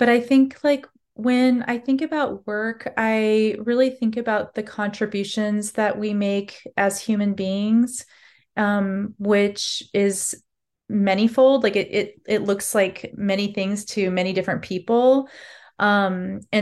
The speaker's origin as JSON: {"language": "English", "region": "Alaska", "country": "United States", "tie": "born or raised there", "said": "I felt invisible as an Alaska Native young girl at that time, and even to my teens, 20s in my own, you know, home state"}